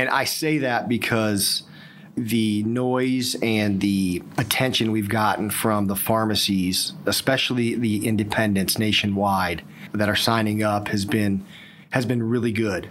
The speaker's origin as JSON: {"language": "English", "region": "Ohio", "country": "United States", "also_born_or_lived": "High Point, North Carolina", "moved": "yes", "lives_now": "Raleigh, United States", "said": "I'm originally from Ohio."}